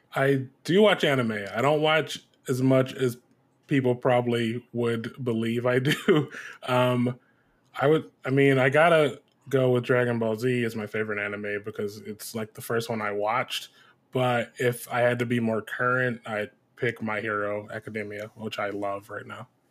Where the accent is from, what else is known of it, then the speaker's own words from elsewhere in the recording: Detroit, Michigan, United States; I'm originally from Detroit, Michigan. That's where I was born and raised